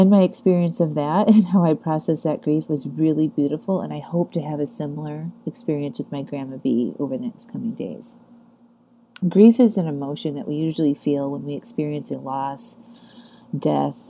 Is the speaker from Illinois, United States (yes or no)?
no; Chesterton, Indiana, United States; moved away; My grandmothers were living at the same nursing home in my hometown in Chesterton, Indiana.